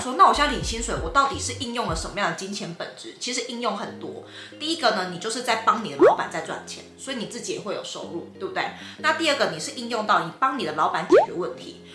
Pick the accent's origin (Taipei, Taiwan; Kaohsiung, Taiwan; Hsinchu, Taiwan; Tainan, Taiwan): Tainan, Taiwan; 因为我是台南人